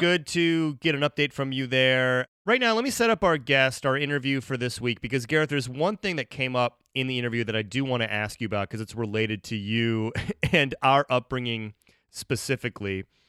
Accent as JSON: {"language": "English", "region": "Ohio", "country": "United States", "tie": "born or raised there", "moved": "yes", "lives_now": "Chicago, United States", "said": "I live in Chicago. Like I, I grew up in Ohio"}